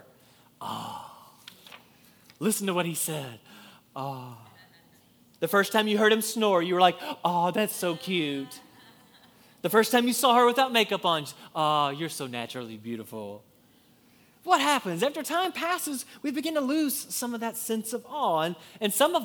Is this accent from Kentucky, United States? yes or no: yes; Kentucky, United States; I'm from Kentucky